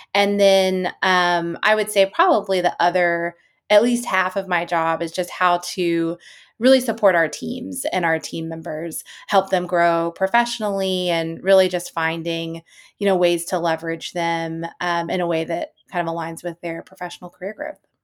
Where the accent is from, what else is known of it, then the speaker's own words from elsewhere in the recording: East Coast, United States; now in San Francisco, United States; I'm from the East Coast. I currently live in San Francisco